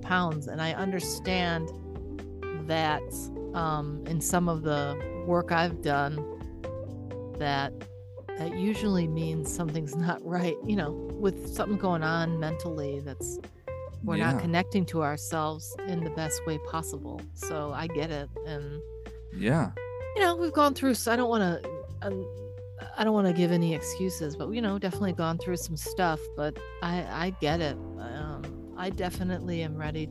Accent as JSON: {"language": "English", "town": "Detroit", "region": "Michigan", "country": "United States", "said": "I am from Detroit myself"}